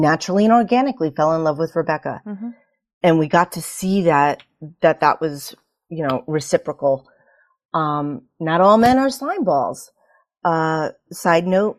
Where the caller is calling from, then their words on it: Connecticut, United States; I'm calling from Connecticut.